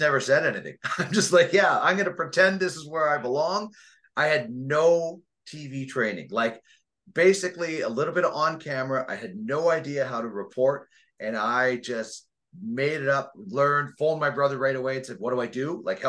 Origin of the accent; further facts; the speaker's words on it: Brandon, Manitoba, Canada; moved away as an adult; also born or lived in Red Deer / Regina; it was the city I grew up